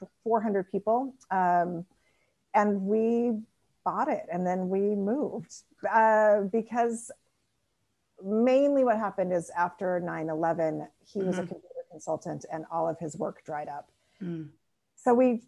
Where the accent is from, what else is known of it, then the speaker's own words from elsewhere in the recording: Spokane, Washington, United States; moved away as an adult; also born or lived in Seattle / New Orleans; now in France; I'm from Washington State originally. So I grew up in Eastern Washington, in Spokane, and then lived in Seattle for many years